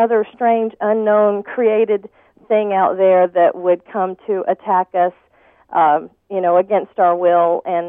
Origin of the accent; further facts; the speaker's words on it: Pascagoula, Mississippi, United States; now in Lancaster; I was born in Pascagoula, Mississippi